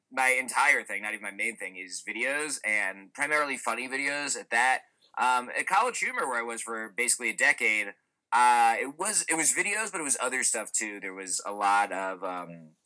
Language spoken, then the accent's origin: English; Cranford, New Jersey, United States; I grew up in New Jersey in a town called Cranford, which was a wonderful place to grow up.